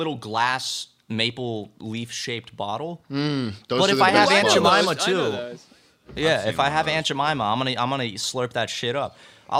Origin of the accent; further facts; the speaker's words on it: South Carolina, United States; I grew up more saying syrup. I'm from South Carolina. South Carolina, they say syrup